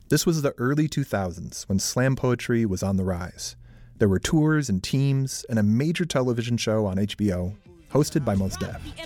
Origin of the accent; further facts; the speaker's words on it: Milwaukee, Wisconsin, United States; my hometown of Milwaukee, Wisconsin